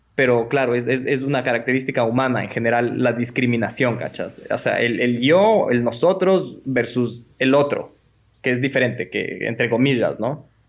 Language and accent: Spanish; Ecuador; somos ecuatorianos